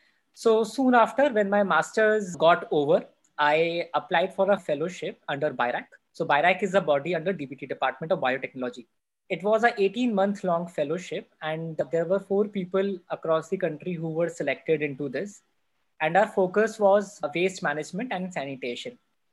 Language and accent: English; North India, India; growing up in North India, it's a mindset that if people are doing engineering, they should do either computer science or electronics or electrical engineering.